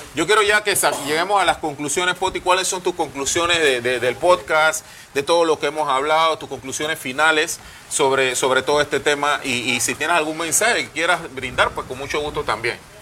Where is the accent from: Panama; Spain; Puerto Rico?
Panama